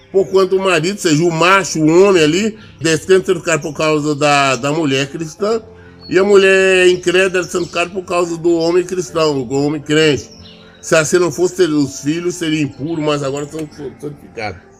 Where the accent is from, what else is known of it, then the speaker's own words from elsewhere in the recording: Brazil; nós crescemos aqui no Brasil, as pessoas vivem junto muito tempo